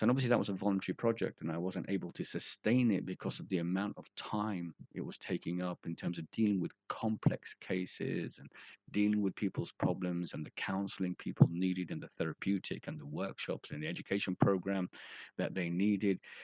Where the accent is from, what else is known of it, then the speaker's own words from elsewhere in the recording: London, United Kingdom; moved away as an adult; also born or lived in Bradford; I'm from London, uh, you know, I've been working in Bradford for nearly, you know, like I said, 30 years